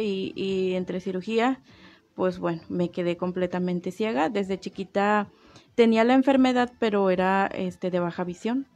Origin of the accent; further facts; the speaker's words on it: Tabasco, Mexico; now in Comarca Lagunera, Mexico; yo no soy de aquí, yo soy del estado de Tabasco.